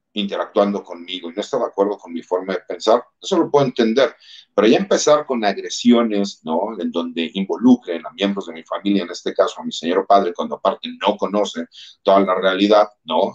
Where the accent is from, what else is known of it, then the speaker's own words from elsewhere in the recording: Mexico; como mexicanos, más del ambiente en donde yo vengo